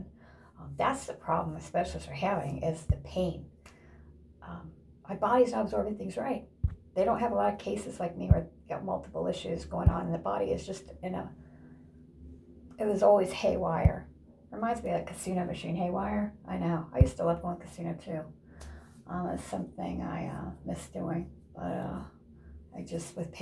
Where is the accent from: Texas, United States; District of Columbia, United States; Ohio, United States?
Ohio, United States; moved away; also born or lived in Indiana; In Ohio, my home state